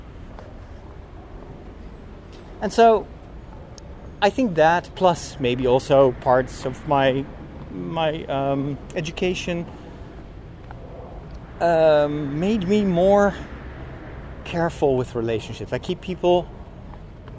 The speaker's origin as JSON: {"language": "English", "country": "Netherlands", "said": "I was partially from Chinese descent, so I didn't look like a Dutch boy"}